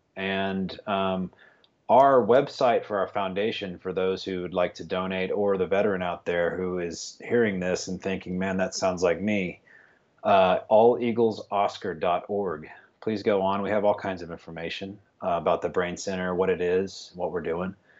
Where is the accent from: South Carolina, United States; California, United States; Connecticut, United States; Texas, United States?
Texas, United States; West; I'm from West Texas, a little town